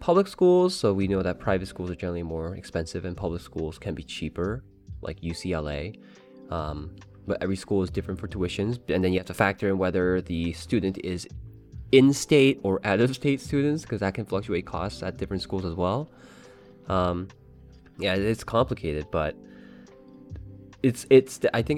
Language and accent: English; Canada; I'm Canadian